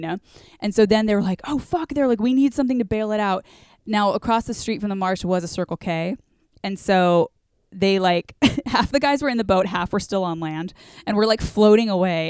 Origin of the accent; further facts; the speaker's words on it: Orange County, California, United States; growing up in Orange County